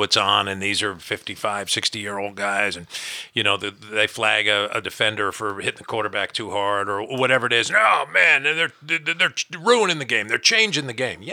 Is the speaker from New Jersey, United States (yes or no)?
yes; New Jersey, United States; I grew up in New Jersey